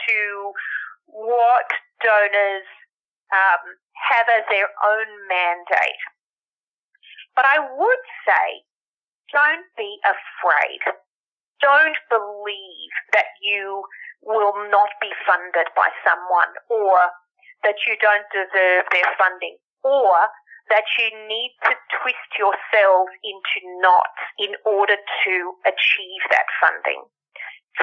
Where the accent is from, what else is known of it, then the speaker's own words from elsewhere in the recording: Australia; now in United States; the Australian-born, American resident, English-speaking